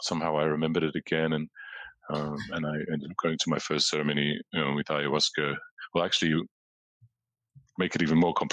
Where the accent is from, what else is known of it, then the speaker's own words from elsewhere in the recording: Australia; moved away as an adult; also born or lived in London, United Kingdom; growing up in Australia as a teenager